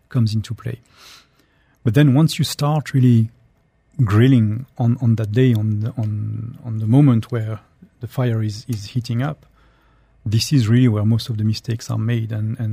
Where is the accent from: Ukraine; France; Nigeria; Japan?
France; Strasbourg, Grand Est; accent: French; now in United Arab Emirates; I am French. So I grew up northeastern France in Alsace, in Strasbourg